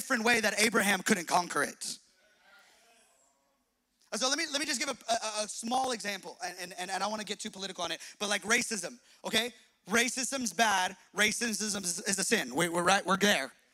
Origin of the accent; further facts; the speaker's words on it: Los Angeles, California, United States; I grew up in Hispanic East